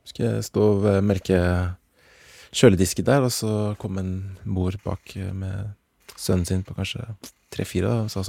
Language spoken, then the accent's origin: Norwegian; Norway; som nordmenn